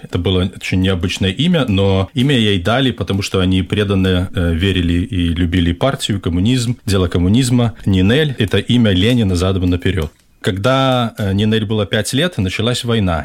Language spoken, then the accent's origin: Russian; Belarus; я из Беларуси